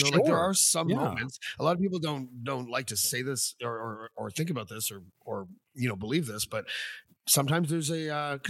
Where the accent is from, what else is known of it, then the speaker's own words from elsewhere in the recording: Canada; especially for Canada, because that's where I live and I'm Canadian